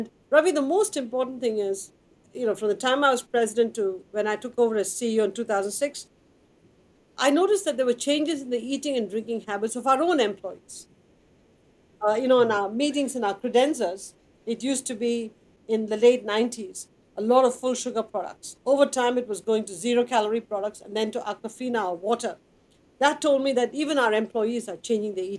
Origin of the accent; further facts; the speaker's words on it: Chennai, Tamil Nadu, India; moved away; I grew up in Madras in India, which is water distressed.